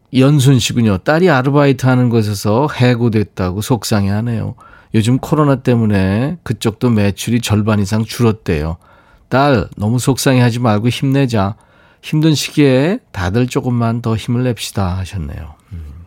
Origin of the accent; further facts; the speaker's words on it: Seoul, South Korea; 제가 어렸을 때 광화문에 살았었는데